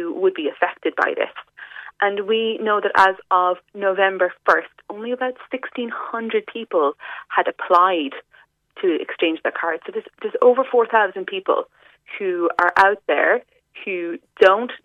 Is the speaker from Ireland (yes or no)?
yes; West Cork, Munster, Ireland; I'm from West Cork myself.